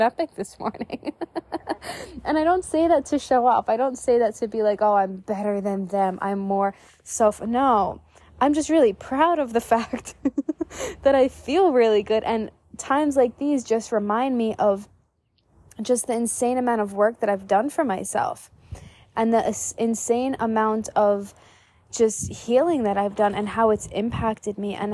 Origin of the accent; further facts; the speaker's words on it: New York, United States; moved away as an adult; growing up in New York